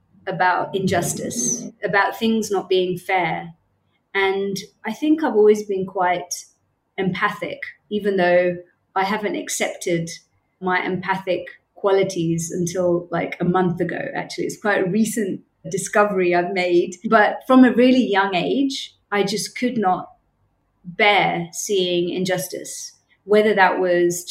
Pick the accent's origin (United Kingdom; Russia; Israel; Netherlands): United Kingdom; moved away as an adult; also born or lived in Cambodia; now in Bangkok, Thailand; As people will probably be able to tell from my accent, I'm from the UK, born and brought up in the UK